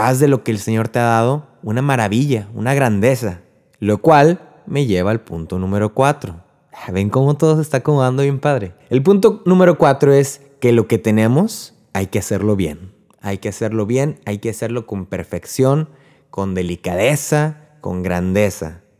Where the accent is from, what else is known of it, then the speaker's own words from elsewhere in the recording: Río Bravo, Tamaulipas, Mexico; now in Corpus Christi, United States; yo soy de Río Bravo, Tamaulipas, vivo en Corpus Christi, Texas